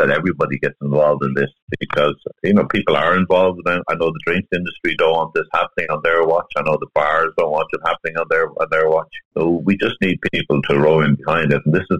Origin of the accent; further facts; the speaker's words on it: Ireland; as Irish people, we're very social.